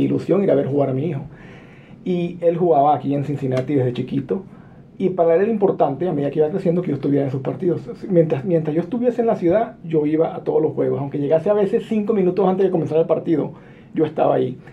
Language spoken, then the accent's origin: Spanish; La Victoria, Aragua, Venezuela; first language Spanish; moved away as an adult; also born or lived in California, United States; now in United States; yo nací en California, de padres guatemaltecos. Me crié en Venezuela